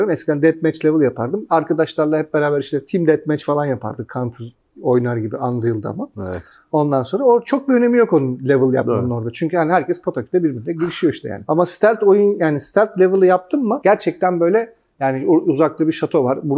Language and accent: Turkish; Turkey; ben ama Türk'üm falan diyorum ben inanamıyorum falan